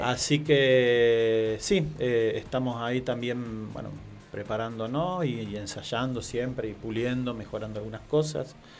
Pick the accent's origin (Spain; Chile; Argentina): Argentina; Marcos Juárez, Córdoba; accent: tonadita, not classic Cordoban; moved away; en mi pueblo, Marcos Juárez